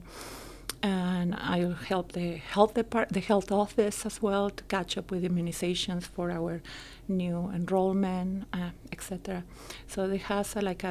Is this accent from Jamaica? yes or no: no; Mexico; moved away as an adult; now in Elmhurst, United States; I was born in Mexico. I'm an immigrant here, but for the last almost 17, 18 years